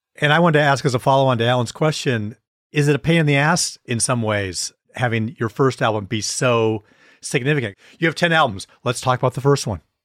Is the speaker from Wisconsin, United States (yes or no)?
yes; Wisconsin, United States; moved away as an adult; also born or lived in Beaver Dam / Green Bay / De Pere / Milwaukee; I grew up in a few different places in Wisconsin, Beaver Dam, went to high school in Green Bay